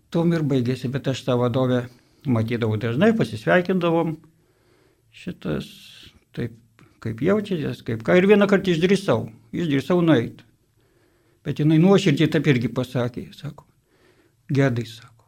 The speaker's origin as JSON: {"language": "Lithuanian", "region": "Dzūkija", "country": "Lithuania", "moved": "as an adult", "lives_now": "Vilnius, Lithuania", "said": "esu dzukas"}